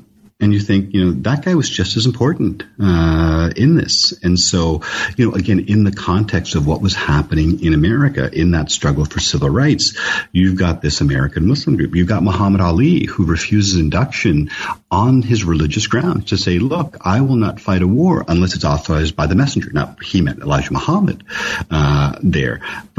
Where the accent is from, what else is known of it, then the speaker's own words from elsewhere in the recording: Canada; when I was a kid growing up in Canada in the 70s, you didn't see brown people on television. You didn't see Asians on television.